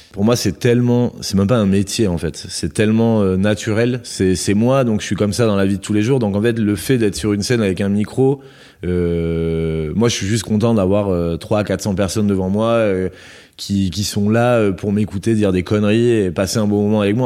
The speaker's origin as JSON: {"language": "French", "area": "Landes", "region": "Nouvelle-Aquitaine", "country": "France", "tie": "born or raised there", "moved": "yes", "lives_now": "Bordeaux, France", "said": "je suis originaire des Landes, donc j'ai été bercé dans les lotos."}